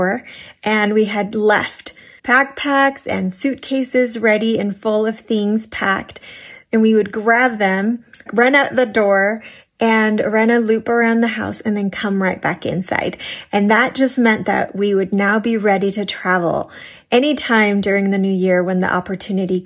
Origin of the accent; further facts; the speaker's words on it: Massachusetts, United States; I grew up in Massachusetts